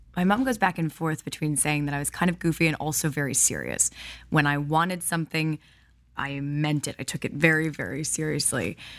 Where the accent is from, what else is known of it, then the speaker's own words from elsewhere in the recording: Highland Park, Illinois, United States; also born or lived in Milwaukee, Wisconsin; So I was born in Milwaukee, Wisconsin, but I was raised in Highland Park, Illinois.